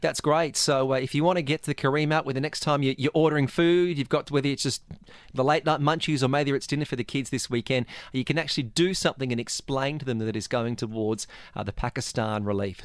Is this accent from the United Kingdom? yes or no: no; Australia; now in Dubai, United Arab Emirates; I, I come from Australia